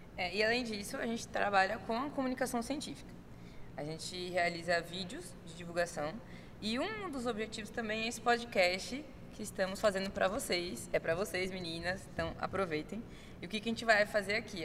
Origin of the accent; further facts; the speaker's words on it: Recife, Pernambuco, Brazil; já que somos de Recife